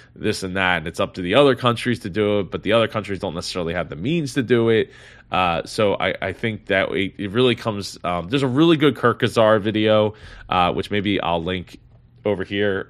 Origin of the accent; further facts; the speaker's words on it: New Jersey, United States; in neighboring New Jersey, my, my, uh, my home state here